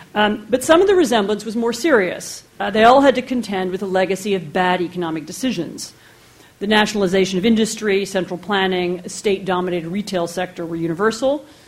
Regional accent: United States; also born or lived in Poland; I'm American

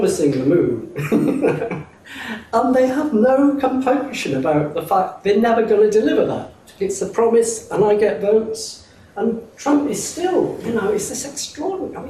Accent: Oldham, North West England, United Kingdom; moved away as an adult; now in Oxford, United Kingdom; I was brought up in Oldham, and when I went from Oldham to Oxford as an undergraduate

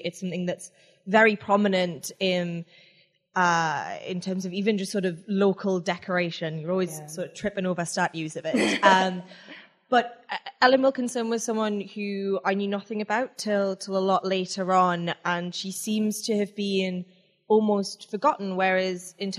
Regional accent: Jarrow, North East England, United Kingdom; I'm actually from Jarrow.

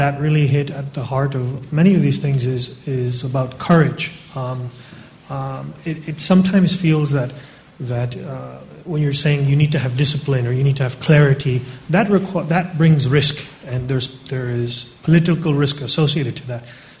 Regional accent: United States; moved away as an adult; now in United Kingdom; I'm an American, but I just finished business school here in the UK.

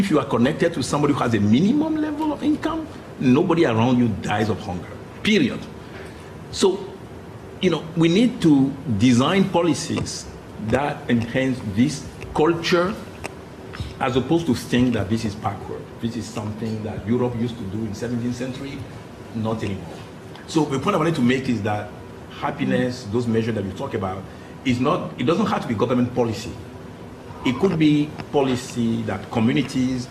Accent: Cotonou, Littoral, Benin; moved away; My hometown, you know, my Cotonou is pretty poor

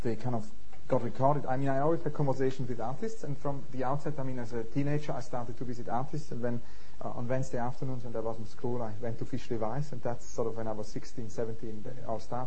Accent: St. Gallen, Switzerland; moved away; also born or lived in Zurich; I grew up in Switzerland, very near the library of St. Gallen

